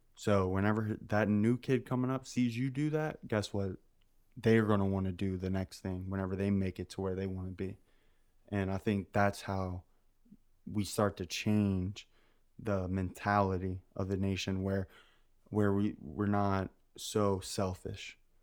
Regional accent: United States; I'm American

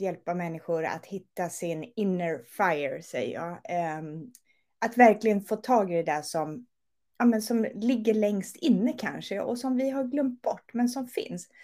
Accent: Örebro, Örebro County, Sweden; moved away as an adult; also born or lived in Gothenburg; Jag är från Örebro men flyttade mm. ner när jag var 24

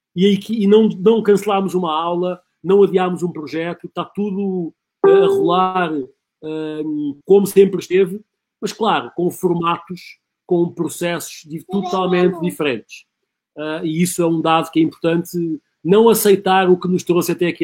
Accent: Portugal; moved away; sou, sou português com muito orgulho

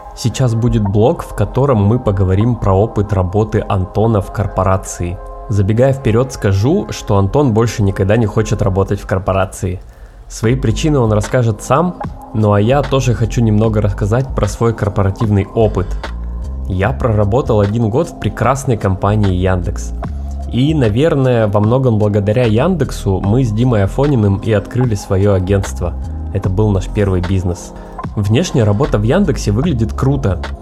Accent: Yekaterinburg, Sverdlovsk Oblast, Russia; moved away as an adult; now in Miami, United States; мы все из Екатеринбурга

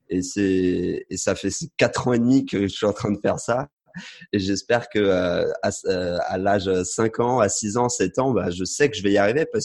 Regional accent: France; je suis français, j'ai un passeport français. Je suis issu d'une famille euh, classique. Enfin, je suis pas pauvre, mais je suis pas riche non plus.

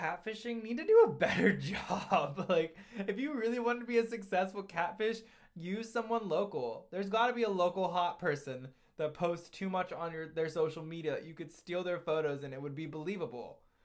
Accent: Ohio, United States; also born or lived in New York City; I'm from Ohio. I'm from New York City.

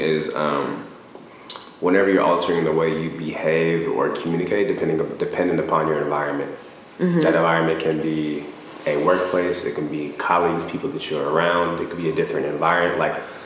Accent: Portland, Oregon, United States; moved away as an adult; now in Los Angeles, United States; Originally from Portland, Oregon, where I grew up

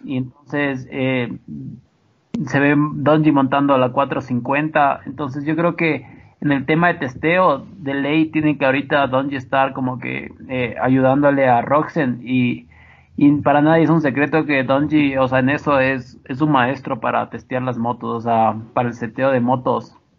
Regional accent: Ibarra, Imbabura, Ecuador; yo soy de Ibarra

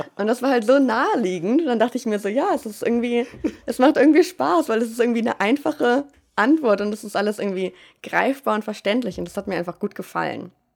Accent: Germany; moved away as an adult; also born or lived in Münster; now in Vienna, Austria; dass ich Deutsche bin

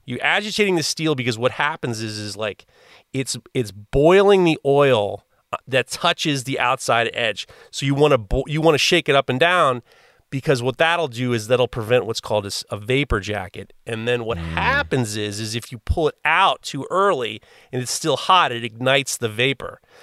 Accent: New York City, New York, United States; I grew up in Manhattan in the in the late in the early 80s

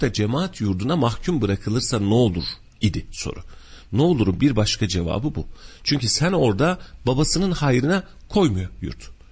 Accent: Kütahya, Turkey; ben de köylüyüm aslında

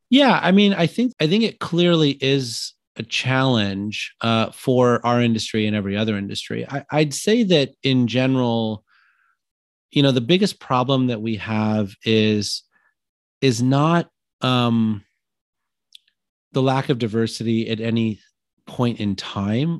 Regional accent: Illinois, United States; I'm from Illinois

